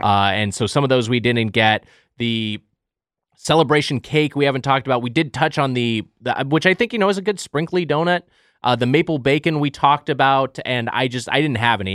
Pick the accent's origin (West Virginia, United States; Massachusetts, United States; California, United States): California, United States; Lakewood; My hometown, Lakewood, California, the birthplace of Denny's